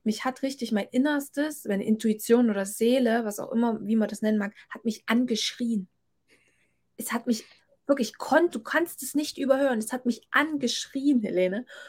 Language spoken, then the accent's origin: German; Thuringia, Germany; hier in Thüringen, obwohl es meine Heimat ist